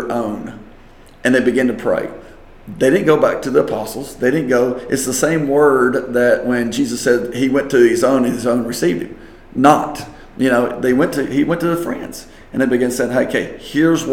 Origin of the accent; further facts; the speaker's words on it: West Virginia, United States; moved away; up to West Virginia, up to my hometown